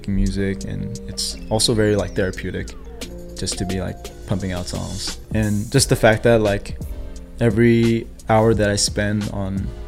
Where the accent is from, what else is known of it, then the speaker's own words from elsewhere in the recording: South Korea; also born or lived in San Diego, United States; now in Bay Area, United States; I live in the Bay Area, I was born in Korea. And then I moved to San Diego, I moved up here for work.